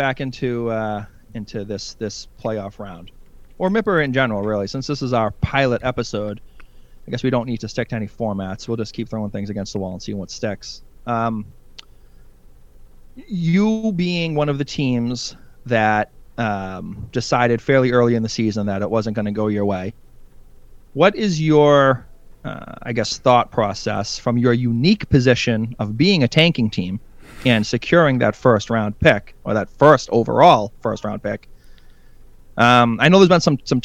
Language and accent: English; United States; as an American